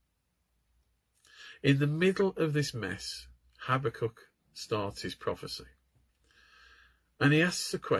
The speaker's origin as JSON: {"language": "English", "country": "United Kingdom"}